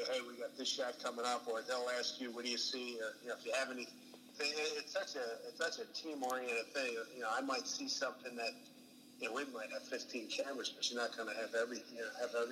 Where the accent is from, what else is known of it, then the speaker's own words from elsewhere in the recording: Philadelphia, Pennsylvania, United States; growing up in Philly